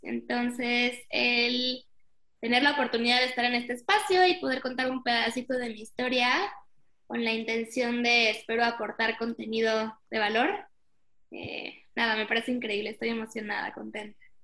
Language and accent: Spanish; Mexico; nací aquí en México